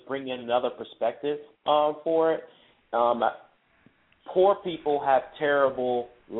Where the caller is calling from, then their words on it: Cincinnati, Ohio, United States; I'm calling from Cincinnati.